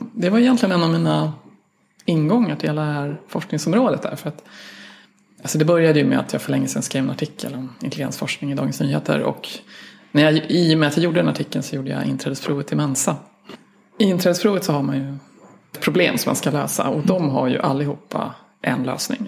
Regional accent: Sweden; jag är svensk vetenskapsjournalist

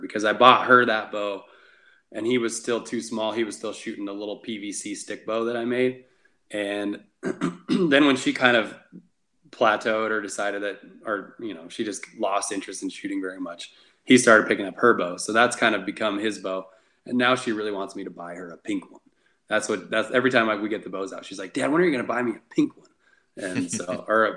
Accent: Nevada, United States; I'm born and raised in Nevada. I've lived here 31 years now

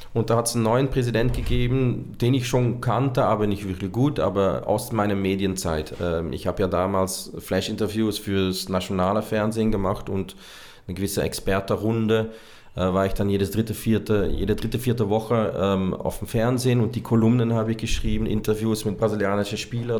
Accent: Hasselt, Flanders, Belgium; moved away as an adult; also born or lived in Brazil / Austria; direkt neben meiner Heimatstadt Hasselt

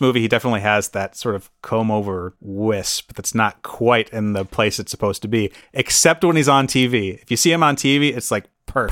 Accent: Midwest, United States; we're all from the Midwest

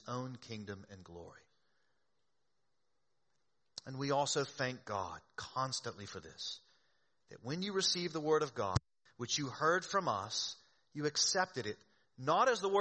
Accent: the South, United States; moved away; I grew up in the South.

